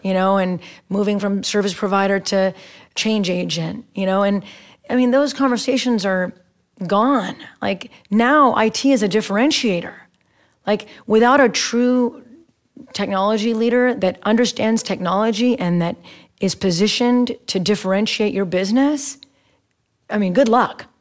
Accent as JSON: {"language": "English", "region": "Texas", "country": "United States", "moved": "yes", "lives_now": "Bay Area, United States", "said": "I'm from Texas"}